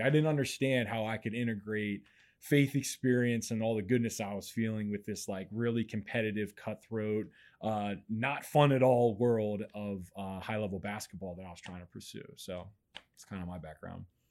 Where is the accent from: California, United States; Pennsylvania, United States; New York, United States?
Pennsylvania, United States; Mechanicsburg; I grew up in Mechanicsburg, Pennsylvania